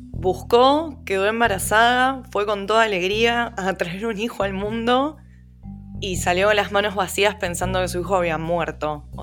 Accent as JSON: {"language": "Spanish", "country": "Argentina", "said": "nosotros como argentinos"}